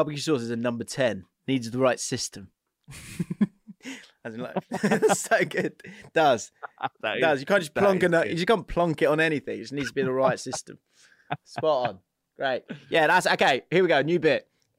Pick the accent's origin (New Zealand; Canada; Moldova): Canada; I'm Canadian and I heard some Americans do it.